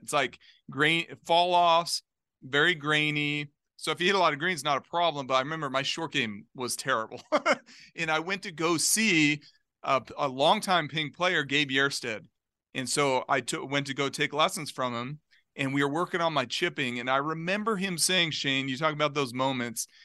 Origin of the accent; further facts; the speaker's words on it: Globe, Arizona, United States; Globe, Arizona, like, little small mining town, two hours east of Phoenix